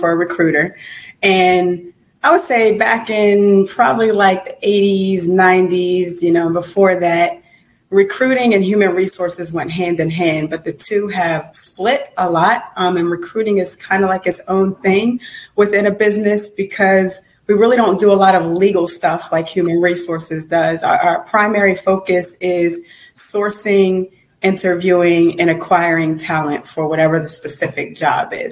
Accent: Uniontown, Pennsylvania, United States; moved away as an adult; also born or lived in Brooklyn, New York / Jersey City, New Jersey; now in Atlanta, United States; So I was born in Brooklyn, New York, grew up outside of Pittsburgh, Pennsylvania, in a little town called Uniontown

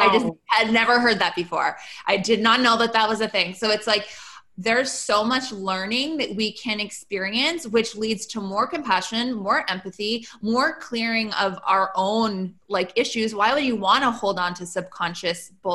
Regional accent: Canada; I'm Canadian

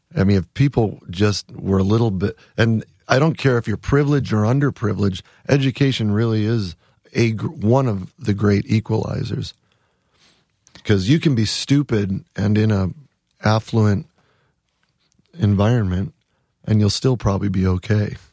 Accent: Wisconsin, United States; also born or lived in San Fernando Valley, California; now in Ithaca, United States; I'm from Wisconsin. I mean, we have deep roots in Wisconsin. My dad still lives in the same house I grew

